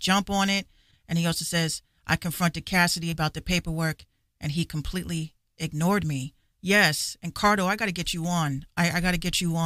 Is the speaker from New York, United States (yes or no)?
yes; Yonkers, New York, United States; I grew up in Yonkers